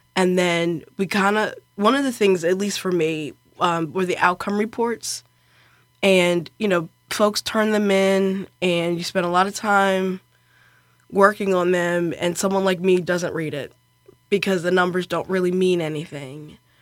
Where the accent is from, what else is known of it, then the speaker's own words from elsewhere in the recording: Baltimore, Maryland, United States; moved away as an adult; also born or lived in York, Pennsylvania; now in Bethlehem, United States; I'm from Baltimore